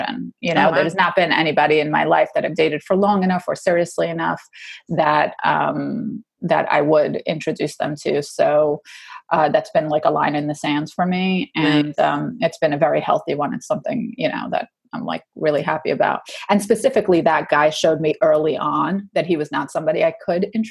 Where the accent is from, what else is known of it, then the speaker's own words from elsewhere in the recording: New York, United States; I'm a New Yorker